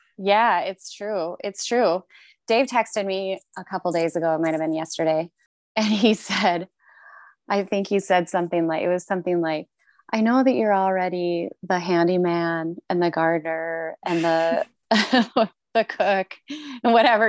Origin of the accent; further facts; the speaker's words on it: United States; also born or lived in Toronto, Canada; now in Seattle, United States; I'm American